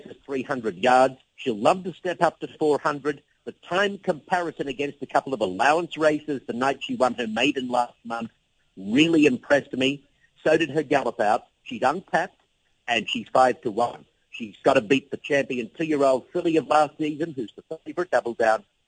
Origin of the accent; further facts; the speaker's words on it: Brisbane, Queensland, Australia; moved away; my hometown team, the Brisbane Broncos